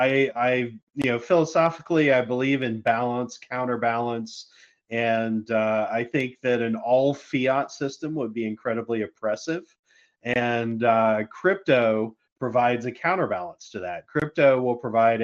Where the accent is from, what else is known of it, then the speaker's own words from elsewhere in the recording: United States; Being an American